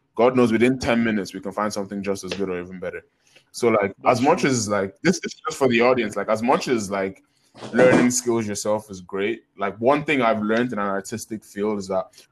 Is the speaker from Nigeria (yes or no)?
yes; Nigeria; we're all Nigerian boys now